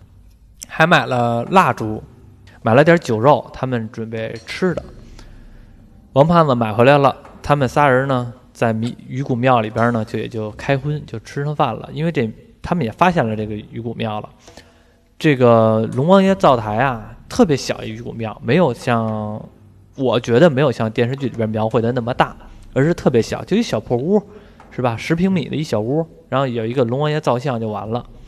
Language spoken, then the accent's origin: Chinese; Beijing, China; 咱们北京这边吃的就是煮的水饺